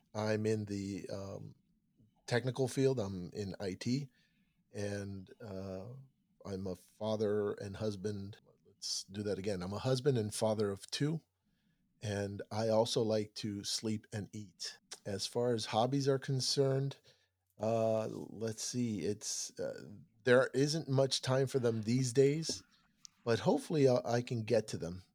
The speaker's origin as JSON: {"language": "English", "town": "Miami", "region": "Florida", "country": "United States", "tie": "born or raised there", "said": "born and raised in Miami"}